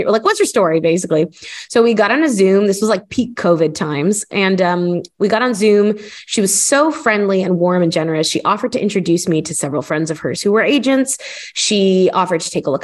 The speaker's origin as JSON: {"language": "English", "town": "Miami", "region": "Florida", "country": "United States", "tie": "born or raised there", "moved": "as an adult", "lives_now": "United Kingdom", "said": "I am American. I'm from Miami. I grew up in the US and I feel very rooted there"}